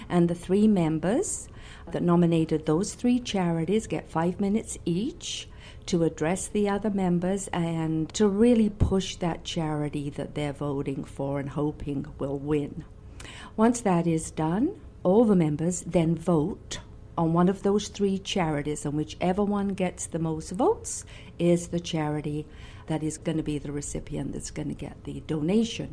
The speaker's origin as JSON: {"language": "English", "region": "England", "country": "United Kingdom", "tie": "born or raised there", "moved": "as an adult", "lives_now": "Winnipeg, Canada", "said": "I was born in England"}